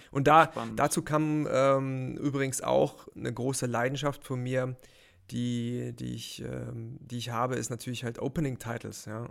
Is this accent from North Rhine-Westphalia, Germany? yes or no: no; near Heidelberg, Baden-Württemberg, Germany; moved away as an adult; also born or lived in Mannheim; now in Munich, Germany; aufgewachsen in der Nähe von Heidelberg